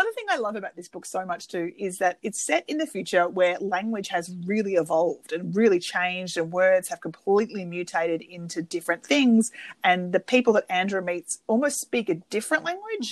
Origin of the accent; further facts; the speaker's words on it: Australia; now in United States; being Australian who lives in America